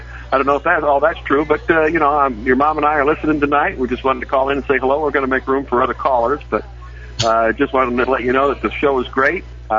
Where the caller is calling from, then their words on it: Bradenton, Florida, United States; I'm calling from Bradenton, Florida.